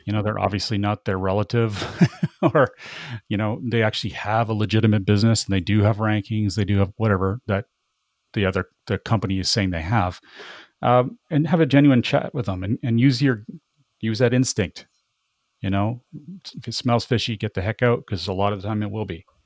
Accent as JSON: {"language": "English", "country": "Canada", "said": "I'm very Canadian"}